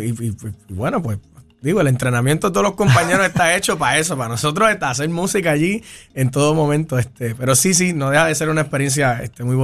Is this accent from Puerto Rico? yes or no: yes; Carolina, Puerto Rico; De Carolina, de Carolina.